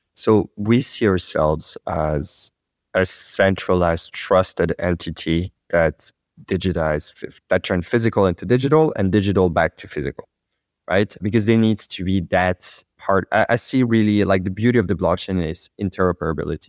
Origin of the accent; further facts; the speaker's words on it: France; accent: French; English is a second language; my French accent.